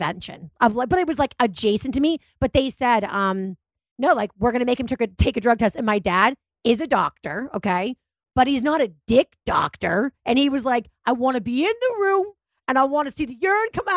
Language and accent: English; Massachusetts, United States; I'm from Massachusetts